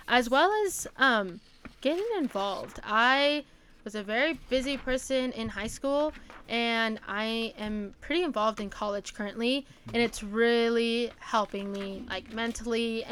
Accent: Tillamook, Oregon, United States; my hometown, to the Tillamook Creamery

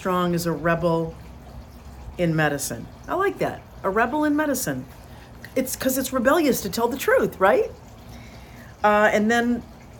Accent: Northeast, United States; now in Florida, United States; I was born and raised in the Northeast, and it's brutal winters

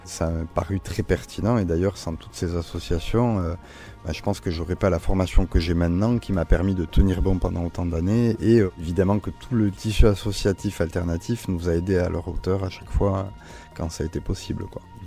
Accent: Basque Country, Nouvelle-Aquitaine, France; j'ai grandi au Pays Basque

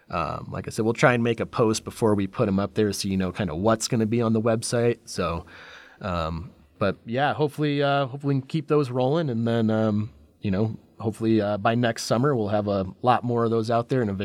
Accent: Michigan, United States; We always crack up because it takes place in Flint, I grew up in Michigan

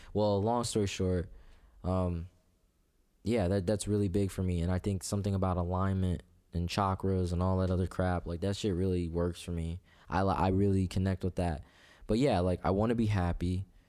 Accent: Clinton, Iowa, United States; also born or lived in Tacoma, Washington; I grew up in, uh, D, uh, Clinton, actually

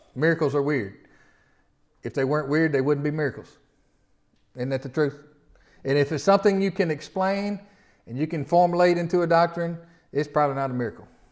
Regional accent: the South, United States; accent: Southern; us Southerners with all this, how would they know we're from the South?

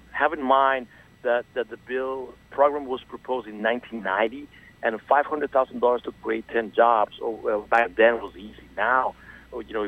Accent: Venezuela; moved away as an adult; now in South Florida, United States; I'm originally from Venezuela, and I moved to South Florida in 2001.

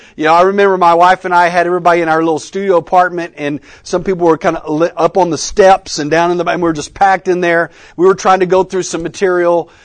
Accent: Texas, United States; moved away as an adult; also born or lived in Oklahoma; now in Colleyville, United States; I'm a Texan by birth

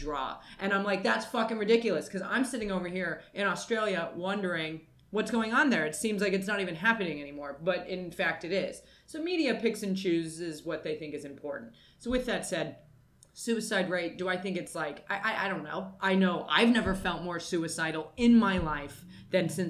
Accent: United States; I am American

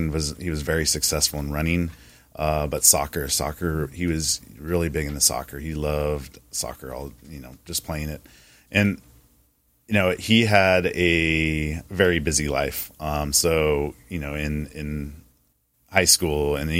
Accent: Long Beach, California, United States; moved away as an adult; I'm originally from Long Beach, California.

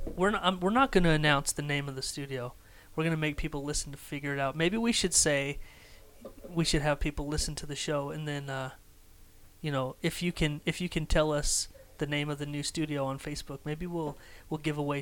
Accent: Idaho, United States; Because we grew up in Idaho.

